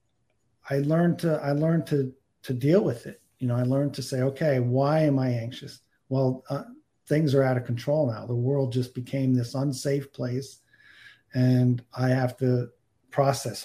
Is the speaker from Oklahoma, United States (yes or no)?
no; New Jersey, United States; I grew up in New Jersey